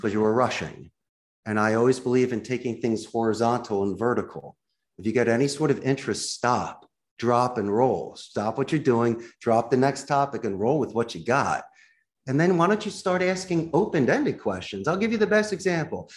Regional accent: Philadelphia, Pennsylvania, United States; now in Costa Rica; I'm from Philly.

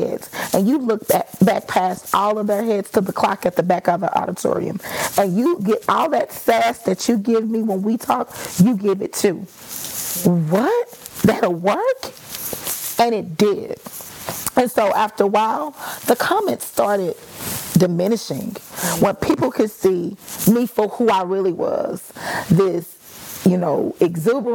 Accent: Dallas, Texas, United States; moved away; I could actually go back to Dallas and find certain teachers

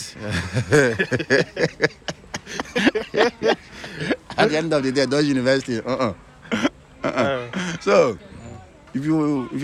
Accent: Nigeria; moved away as an adult; now in China; I'm from Nigeria

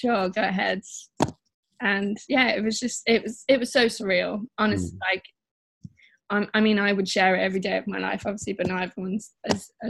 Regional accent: Worcester, West Midlands, United Kingdom; moved away as an adult; now in London, United Kingdom; I'm from the Midlands. I'm just from a little, it's not little, but smallish place, Worcester.

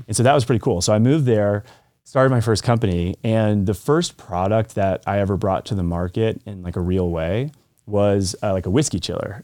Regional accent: Colorado, United States; I lived in Colorado, so I grew up in Colorado.

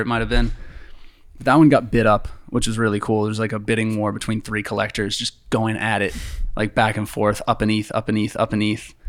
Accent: near Boston, Massachusetts, United States; born or raised there; moved away as an adult; now in Los Angeles, United States

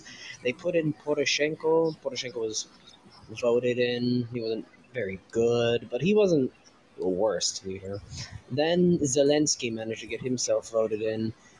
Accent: New Jersey, United States; I'm originally from New Jersey.

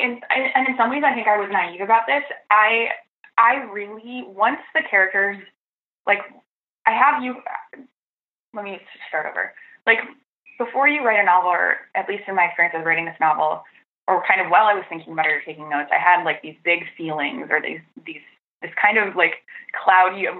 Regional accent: Petoskey, Michigan, United States; I grew up in Northern Michigan, sort of in the Petoskey area.

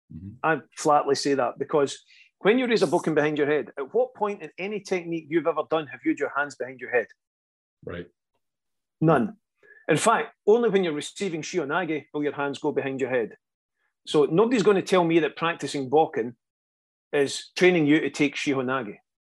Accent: Scotland, United Kingdom; a lot of Scottish people have that reputation of always headbutting things. We're just getting our head in the way

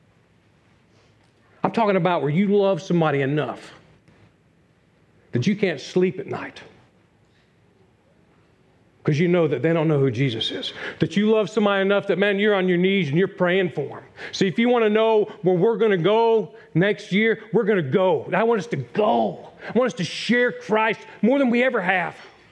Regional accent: Newport News, Virginia, United States; Newport News, Virginia, my hometown

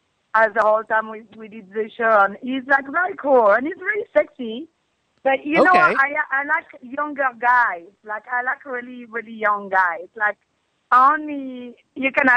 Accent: Paris, Île-de-France, France; accent: French; English is a second language; now in United States; I was born and raised in Paris

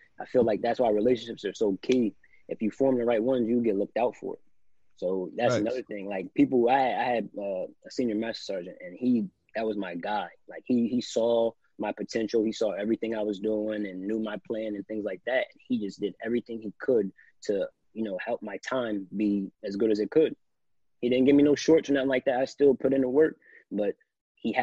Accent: New Jersey, United States; moved away; I'm just a kid from Lake Valley. I'm a kid from South Jersey

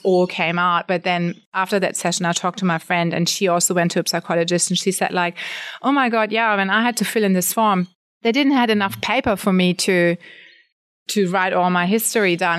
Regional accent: Germany; moved away as an adult; now in Australia; I'm born and raised in Germany. I came over to Australia when I was about thirty.

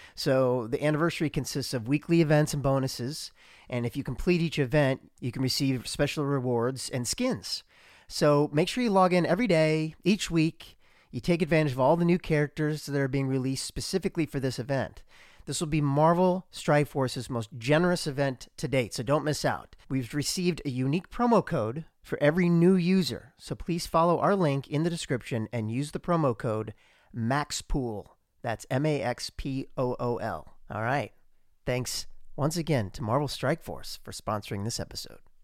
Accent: Columbia, Missouri, United States; moved away; my hometown of Columbia, Missouri

